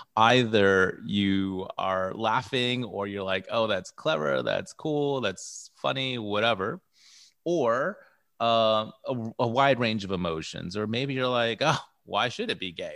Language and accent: English; United States; I identify as American-born, Filipino, and Guamanian.